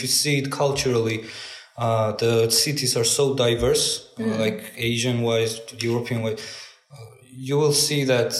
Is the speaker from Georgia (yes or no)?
yes; Georgia; Georgia. I come from Georgia. I come from great country of Georgia.